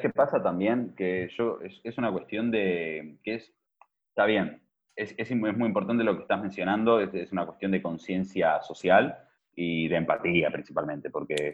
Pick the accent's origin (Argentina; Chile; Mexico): Argentina; moved away; yo soy argentino, pero no vivo allá hace tiempo